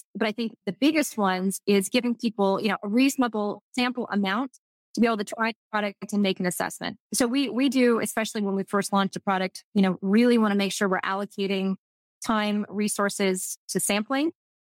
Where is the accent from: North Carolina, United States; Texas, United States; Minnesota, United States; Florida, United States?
Texas, United States; accent: Texas; I'm just saying it with my Texas French accent.